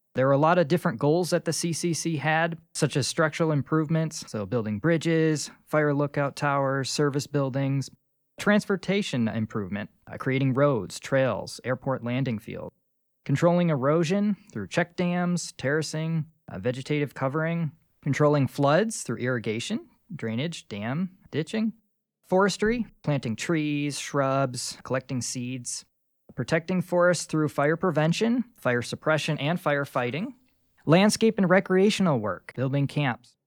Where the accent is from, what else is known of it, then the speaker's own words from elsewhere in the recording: Rochester, New York, United States; moved away as an adult; now in Carlsbad, United States; I'm from Rochester, New York, and I've been living here in Carlsbad, New Mexico for over a year now